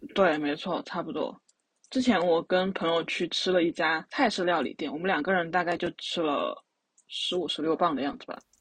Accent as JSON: {"language": "Chinese", "region": "Sichuan", "country": "China", "said": "我们作为四川人呢，就非常地对于辣这东西很执着"}